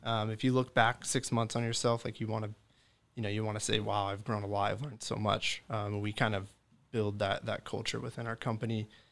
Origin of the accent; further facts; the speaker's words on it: Pleasanton, California, United States; also born or lived in Redding, California / Chico, California; I grew up in Pleasanton, California